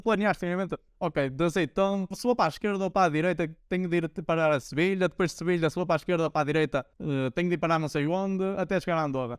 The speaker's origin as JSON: {"language": "Portuguese", "town": "Braga", "region": "Norte", "country": "Portugal", "tie": "born or raised there", "also_born_or_lived": "Poland", "said": "de Braga, da minha cidade natal"}